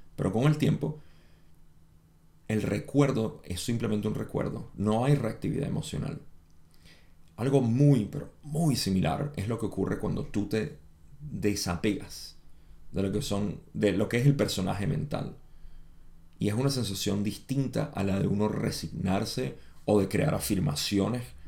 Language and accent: Spanish; Venezuela; moved away as an adult; now in United States; yo, aunque nací en los Estados Unidos, me crié en Venezuela desde los 5 años hasta los 23 que me vine de nuevo